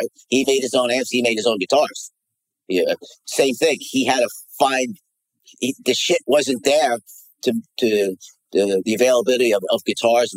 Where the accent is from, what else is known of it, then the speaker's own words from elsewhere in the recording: United States; I'm American back then